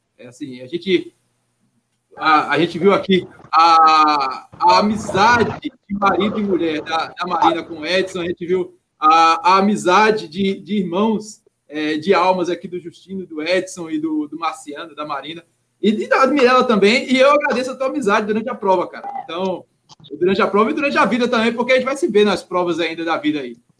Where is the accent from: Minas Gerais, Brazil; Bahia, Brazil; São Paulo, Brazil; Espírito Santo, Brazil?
Minas Gerais, Brazil; now in Rio de Janeiro, Brazil; cruzeirense que sou, mineiro, sou mineiro